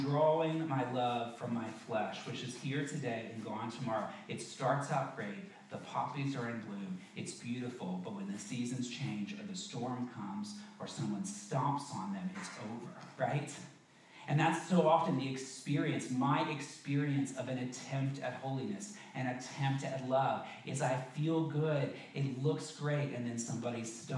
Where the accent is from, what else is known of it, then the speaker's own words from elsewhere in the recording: the South, United States; I grew up in the South